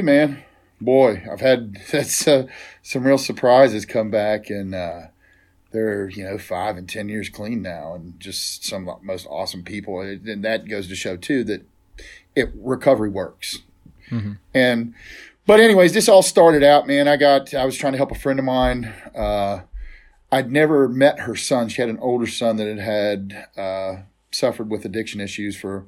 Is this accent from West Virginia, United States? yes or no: yes; Southern West Virginia, United States; I grew up here in Southern West Virginia, in the heart of Appalachia